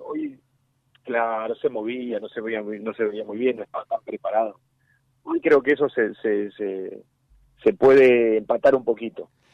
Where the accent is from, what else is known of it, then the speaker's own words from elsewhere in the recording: Argentina; era así como todo argentino futbolero de mi generación